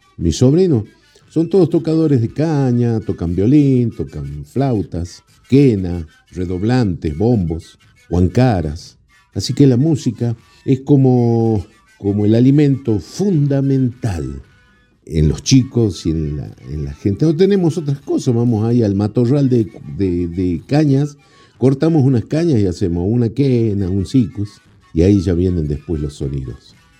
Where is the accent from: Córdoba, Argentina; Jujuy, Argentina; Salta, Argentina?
Jujuy, Argentina; Tilcara; also born or lived in Maimará, Jujuy; del pueblo de Maimará, nacido en el pueblo de Maimará, pero a los 5 o 6 años nos vinimos con mis padres al pueblo de Tilcara